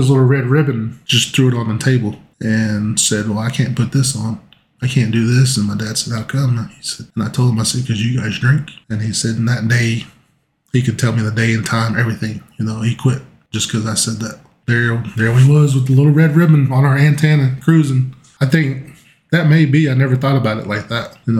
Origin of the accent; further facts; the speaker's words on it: Geary, Oklahoma, United States; moved away as an adult; also born or lived in El Reno, Oklahoma; living in Gary, growing up in Gary